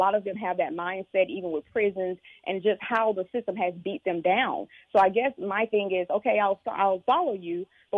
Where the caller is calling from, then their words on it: Raleigh, North Carolina, United States; I'm calling from North Carolina.